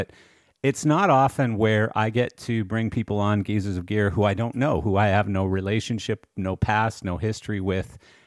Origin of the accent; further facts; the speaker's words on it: Canada; moved away as an adult; I come from Canada originally, but I've been in the industry in this country for 32 years now.